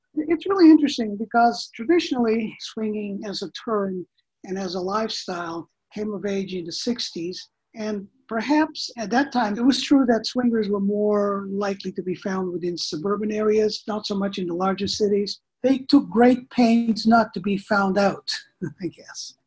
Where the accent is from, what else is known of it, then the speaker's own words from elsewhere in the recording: Canada; I'm Canadian